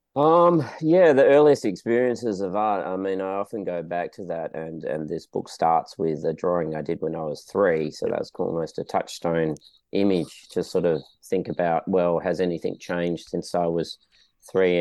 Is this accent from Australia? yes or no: yes; Western Australia, Australia; now in Melbourne, Australia; I'm originally from Western Australia